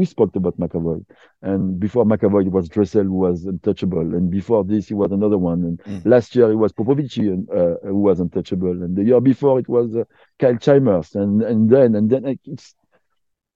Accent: Côte d’Ivoire; English is a second language; also born or lived in Quebec; now in Canada; I was born in Ivory Coast. My mother is French. My dad is from Africa, was from Africa because he passed away last year. But I grew up in Ivory Coast.

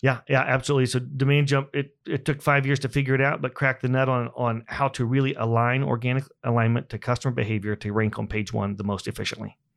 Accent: Buck Creek, Indiana, United States; I grew up in Indiana on a small farm about an hour north of here.

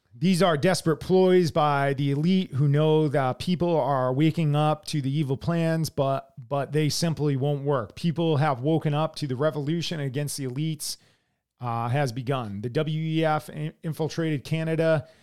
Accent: United States

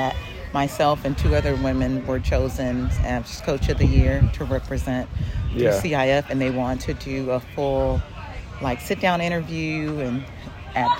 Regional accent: Long Beach, California, United States; come back to Poly and get back to where I grew up

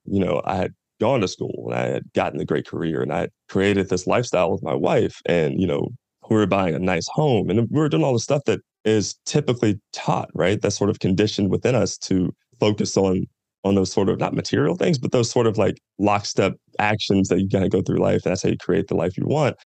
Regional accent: Louisville, Kentucky, United States; moved away as an adult; I'm from Louisville, Kentucky, born and raised. I was there for the first 18 years of my life.

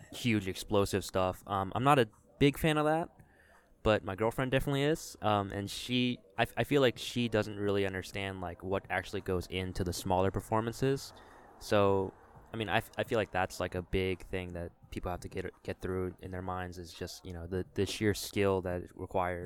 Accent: Richmond, Virginia, United States; now in Charlotte, United States; I'm from Richmond, Virginia

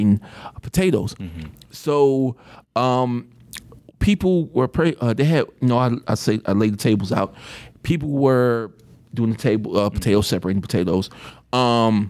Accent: Atlanta, Georgia, United States; now in Tampa, United States; we're both from Atlanta

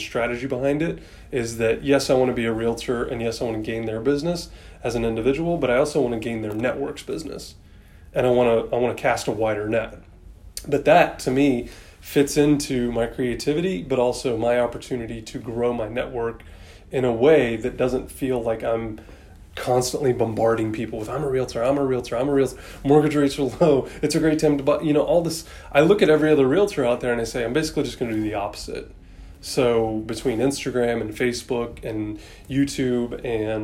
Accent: Atlanta, Georgia, United States; also born or lived in Sandy Springs, Georgia; we've only lived in this area for 8 years, but I was born and raised in Atlanta

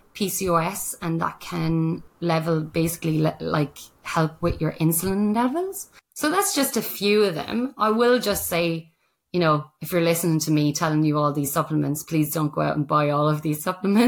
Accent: Ireland; now in Australia; the Irish person

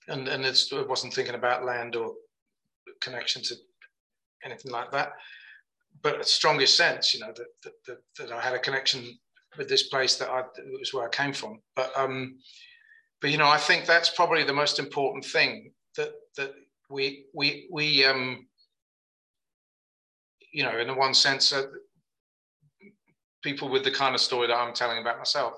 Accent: Birmingham, West Midlands, United Kingdom; born there; I don't come from anywhere. I was born in Birmingham, but my parents weren't from there.

